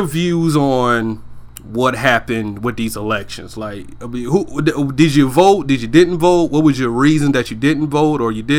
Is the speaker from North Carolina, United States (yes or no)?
no; Georgia, United States; I'm from Georgia and everything, right? In the deep mm-hmm. South, right?